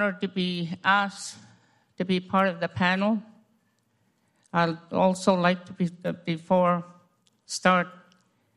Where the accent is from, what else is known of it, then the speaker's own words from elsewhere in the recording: Fort Yukon, Alaska, United States; I'm from Fort Yukon, Gwich'aa, Zhee, 8 miles above the Arctic Circle